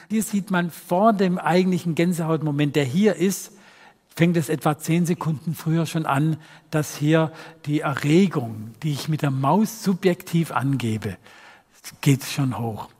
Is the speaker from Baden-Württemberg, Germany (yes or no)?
yes; Rottweil, Baden-Württemberg, Germany; accent: Swabian; meine Heimatstadt Rottweil